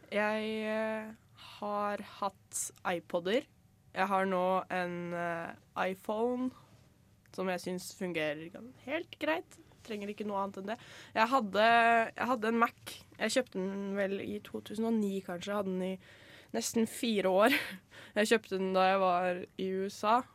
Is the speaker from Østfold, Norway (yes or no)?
no; Skien, Telemark, Norway; moved away; hjemme i Skien